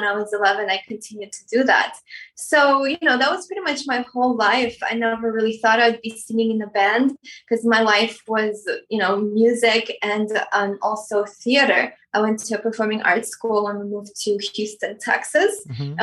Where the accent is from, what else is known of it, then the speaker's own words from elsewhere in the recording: Moscow, Russia; also born or lived in Armenia; now in United States; I was born in Armenia. When I was three, my family moved to Moscow